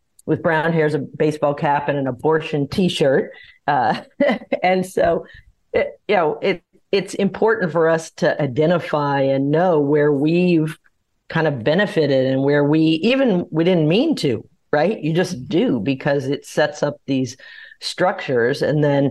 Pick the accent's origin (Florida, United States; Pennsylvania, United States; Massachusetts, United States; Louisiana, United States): Louisiana, United States; New Orleans; I grew up in New Orleans